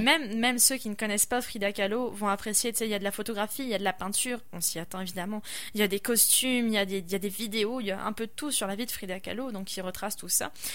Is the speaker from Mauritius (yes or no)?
no; France; also born or lived in Quebec; now in Quebec City, Canada; je suis française